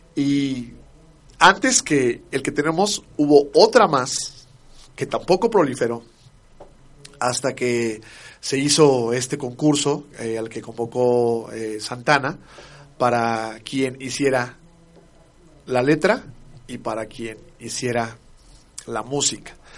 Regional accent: Mexico; como mexicano

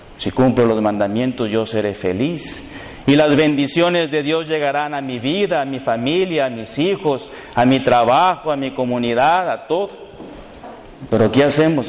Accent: Reynosa, Tamaulipas, Mexico; soy de aquí de Reynosa

